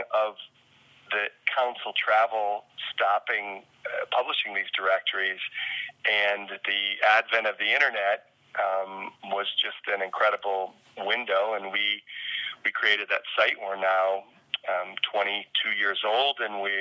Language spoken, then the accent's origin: English; rural Illinois, United States; moved away; also born or lived in South Dakota; I was born in South Dakota and grew up in a small farming town in rural Illinois